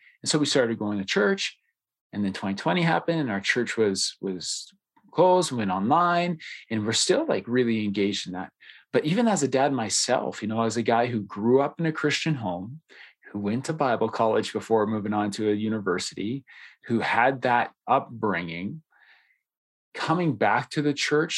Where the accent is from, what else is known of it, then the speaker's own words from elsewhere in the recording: Canada; I happen to be the only Canadian cat in it, and so I get made fun of for my accent all the time